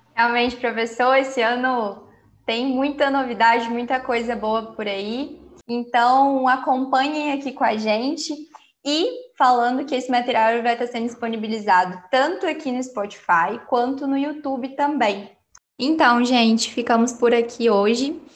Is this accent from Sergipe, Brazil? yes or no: no; Lima Duarte, Minas Gerais, Brazil; also born or lived in Juiz de Fora; eu estou morando na minha cidade natal, aqui em Lima Duarte, mas eu sou de Juiz de Fora